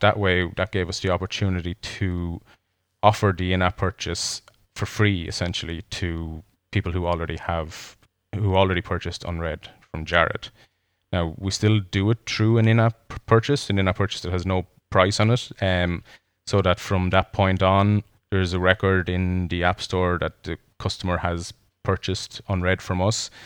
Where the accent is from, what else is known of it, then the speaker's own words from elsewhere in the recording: Ireland; as two Irish men, one living in Ireland and one living in Canada